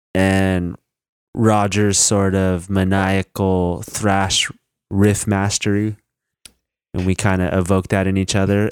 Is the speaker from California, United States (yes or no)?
yes; Northern California, United States; I'm from Northern California